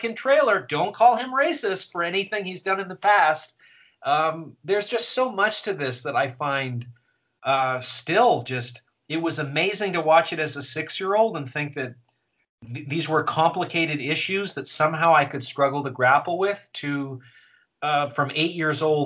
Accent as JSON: {"language": "English", "country": "Canada", "said": "I'm Canadian."}